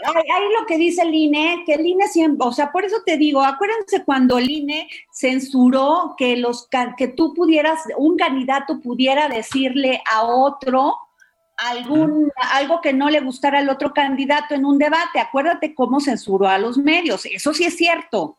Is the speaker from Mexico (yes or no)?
yes; Mexico